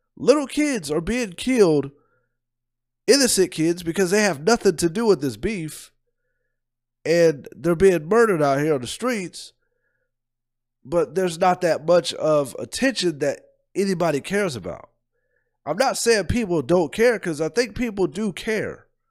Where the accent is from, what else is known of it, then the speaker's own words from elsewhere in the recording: Columbus, Ohio, United States; I'm from Columbus